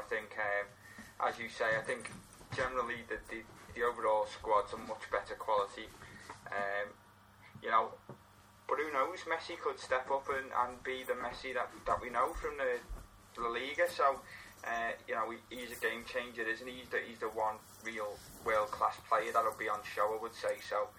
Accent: England, United Kingdom; as an English person

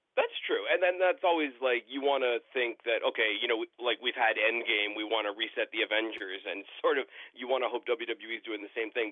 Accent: Canada; I am Canadian

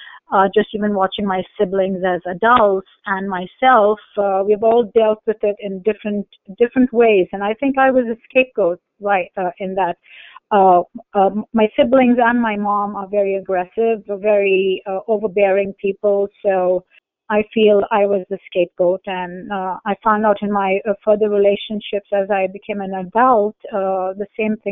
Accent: Kuwait; I was born in Kuwait, so it was a Muslim country

